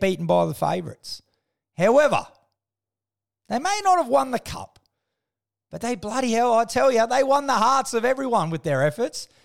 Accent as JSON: {"language": "English", "country": "Australia", "said": "as an Aussie"}